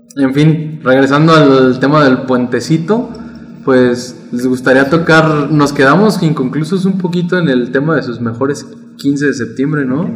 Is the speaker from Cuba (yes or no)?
no; Mexico; somos mexicanos